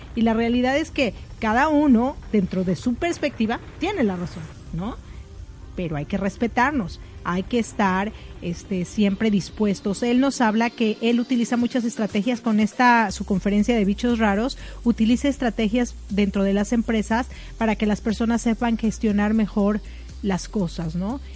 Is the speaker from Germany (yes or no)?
no; Mexico; somos mexicanos